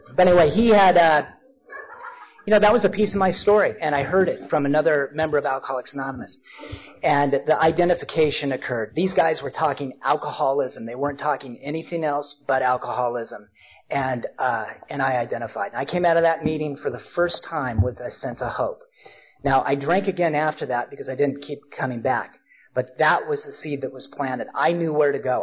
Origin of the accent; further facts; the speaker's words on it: Portland, Oregon, United States; also born or lived in Ashland, Oregon; I grew up in Portland, but I was down in Ashland